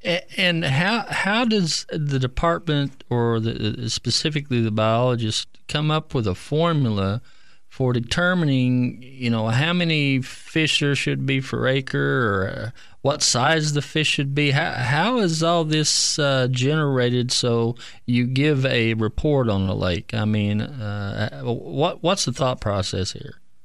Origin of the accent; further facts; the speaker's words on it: Keystone Lake, Oklahoma, United States; I grew up on Keystone and, uh, was fortunate to fish it, uh, back in the sixties